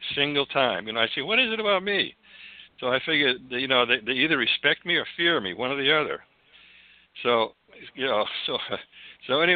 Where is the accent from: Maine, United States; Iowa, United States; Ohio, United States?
Maine, United States; Falmouth; also born or lived in Santa Cruz, California / Sedona, Arizona; now in Cottonwood, United States; I grew up in Maine, in Falmouth, Maine